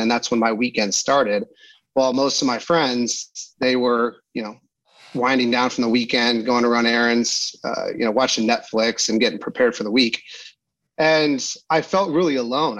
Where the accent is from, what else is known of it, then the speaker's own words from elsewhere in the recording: Pasadena, California, United States; I grew up in Pasadena, California